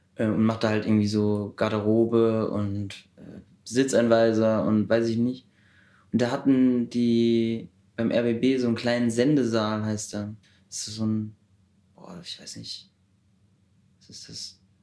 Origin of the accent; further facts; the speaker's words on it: Heidelberg, Baden-Württemberg, Germany; moved away as an adult; now in Berlin, Germany; Ich komme aus Heidelberg